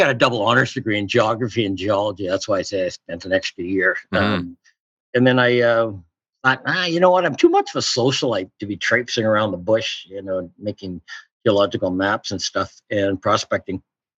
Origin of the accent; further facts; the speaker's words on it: Toronto, Ontario, Canada; moved away as an adult; also born or lived in Vancouver, British Columbia / North Bay, Ontario; now in Port Moody, Canada; we went to move to Toronto, and I did my public schooling in Toronto, and then my high schooling in North Bay, Ontario. It's 220 miles north of Toronto